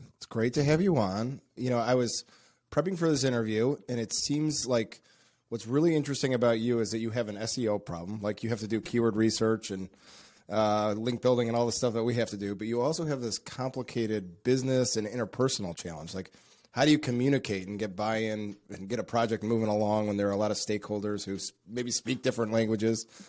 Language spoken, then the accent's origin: English; United States; as an American